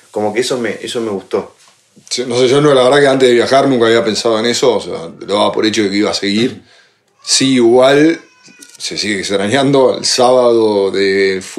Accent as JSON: {"language": "Spanish", "country": "Spain", "said": "Le digo, dale, vamos, conocemos gente, somos españoles"}